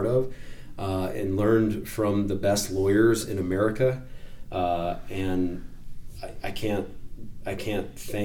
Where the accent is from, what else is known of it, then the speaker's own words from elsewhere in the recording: Wyoming, United States; I am from Wyoming